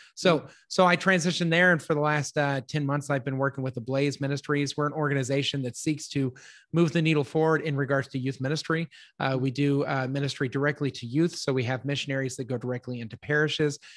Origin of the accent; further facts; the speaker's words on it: Littleton, Colorado, United States; now in Texas, United States; I grew up in Littleton, Colorado